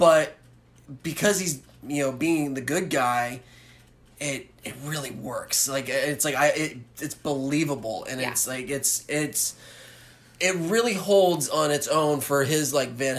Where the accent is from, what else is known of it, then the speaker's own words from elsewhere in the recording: United States; I'm so American